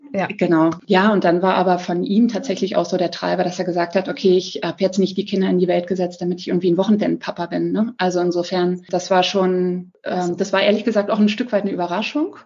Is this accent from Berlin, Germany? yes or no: yes; Berlin, Germany; also born or lived in Ammersee, Bavaria; now in Ammersee near Munich, Germany; ich komme ursprünglich aus Berlin, wohne in der Nähe von München